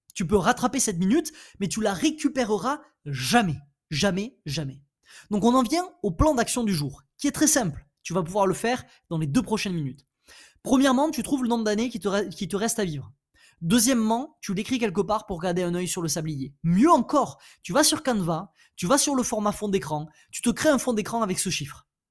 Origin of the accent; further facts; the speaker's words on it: France; Je suis français, euh, je suis un homme, j'ai 30 ans.